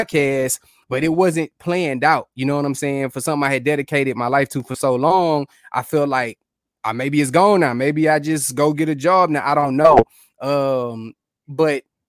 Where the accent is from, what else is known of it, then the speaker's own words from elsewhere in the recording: Houston, Texas, United States; moved away as an adult; now in Kansas City, United States; born and bred in Houston